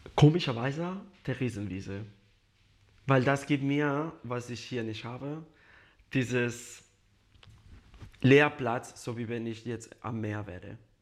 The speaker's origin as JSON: {"language": "German", "country": "Spain", "second_language": "German", "moved": "yes", "lives_now": "Munich, Germany", "said": "Ich komme aus Spanien, aus einem kleines Dorf und da kennt man sich jeder"}